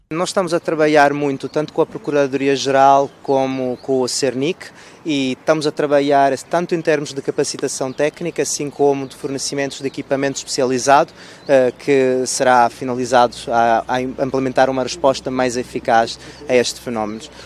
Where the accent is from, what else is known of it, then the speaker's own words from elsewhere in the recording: Italy; Portuguese is a second language; now in Mozambique; eu sou italiano